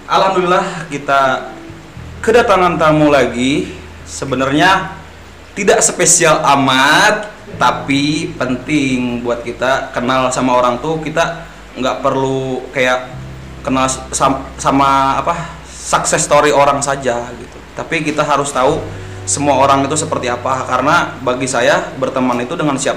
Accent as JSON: {"language": "Indonesian", "town": "Balangan", "region": "South Kalimantan", "country": "Indonesia", "tie": "born or raised there", "said": "Asalku dari Balangan."}